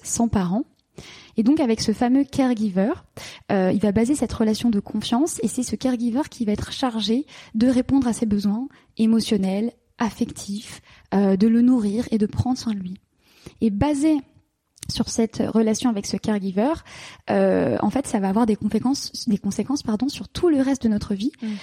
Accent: Paris, Île-de-France, France; moved away as an adult; also born or lived in London; j'ai quitté la France, j'ai quitté Paris, j'ai quitté mes amis, et je suis partie m'installer à Londres

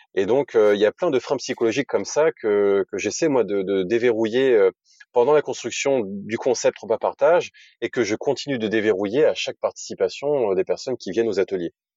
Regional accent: Normandy, France; moved away as an adult; also born or lived in Lille; je suis normand d'origine, j'ai grandi entre Évreux et Rouen

